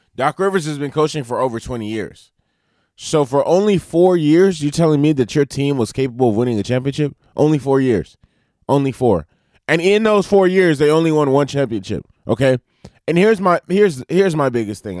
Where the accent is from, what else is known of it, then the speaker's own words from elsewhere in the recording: Los Angeles, California, United States; also born or lived in Arizona; I was raised in Los Angeles since I was three years old. So from three to twenty-one, I lived in Los Angeles.